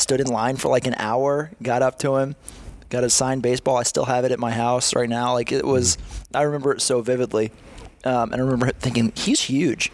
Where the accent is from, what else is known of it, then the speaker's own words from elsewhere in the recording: Atlanta, Georgia, United States; We've lived here for really my whole life